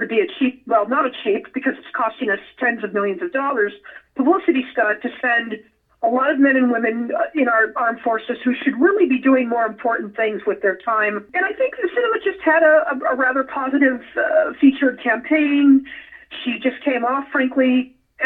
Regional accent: Nevada, United States; my home state

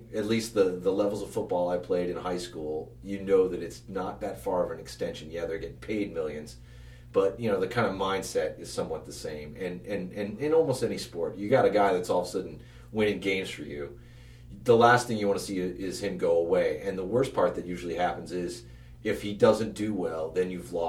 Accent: Arizona, United States; I'm from Arizona.

